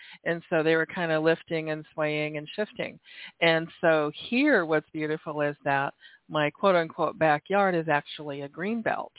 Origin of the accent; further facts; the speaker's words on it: Oregon, United States; born there; also born or lived in Washington / California; I was born in Oregon, lived in Washington.